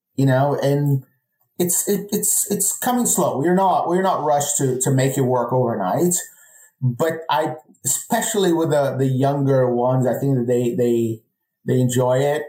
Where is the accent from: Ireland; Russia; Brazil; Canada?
Brazil; moved away as an adult; now in United States